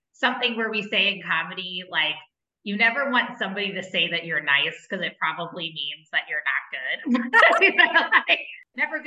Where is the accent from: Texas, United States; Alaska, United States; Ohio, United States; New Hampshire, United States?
Ohio, United States; Cincinnati; now in St. Louis, United States; I'm a city gal from, you know, I've been from Cincinnati. I lived in the city of St. Louis.